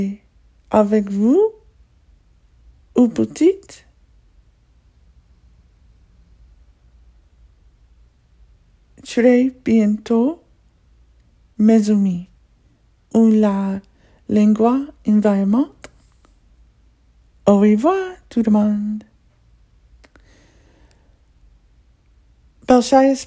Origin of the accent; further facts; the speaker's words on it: United States; first language English; I'm a native born English speaker here in the U.S. and I'm African American